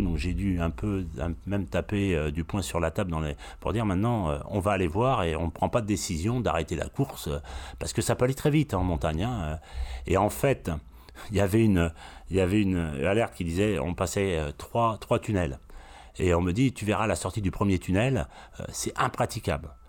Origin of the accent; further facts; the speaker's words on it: Brittany, France; je suis breton